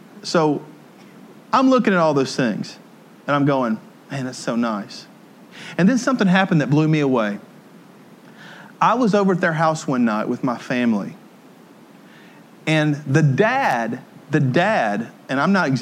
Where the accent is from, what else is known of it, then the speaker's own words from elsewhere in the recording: Tennessee, United States; also born or lived in Ohio / Jackson, Tennessee; I was from Podunk, Tennessee, and I moved out of Tennessee up to Ohio, and I lived in Podunk, Ohio, too. But I moved back to Jackson, Tennessee